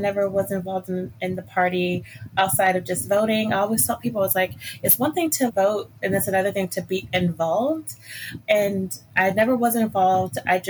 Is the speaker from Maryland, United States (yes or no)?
yes; Maryland, United States; So I am originally from Maryland. I'm from this small town. Well, actually, I'm from a county that's really small called Calvert County.